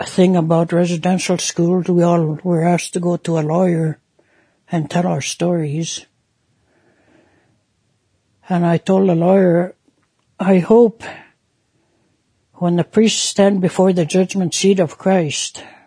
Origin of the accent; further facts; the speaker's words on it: St. Paul, Alberta, Canada; also born or lived in Saddle Lake Reserve; I'm originally from the Saddle Lake Reserve, northeast of Edmonton. My mother was Native, and my dad was white. I grew up in the residential school in the nearby town of St. Paul.